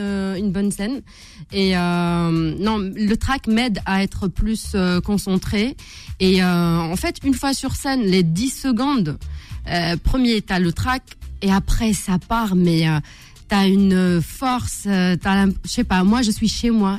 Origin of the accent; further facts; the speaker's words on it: Algeria; je suis algérienne